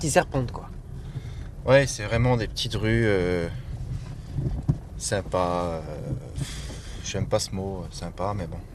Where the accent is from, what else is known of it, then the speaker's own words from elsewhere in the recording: New York, United States; French is a second language; now in New Orleans, United States; ouais, de New York, et j'habite maintenant à Nouvelle-Orient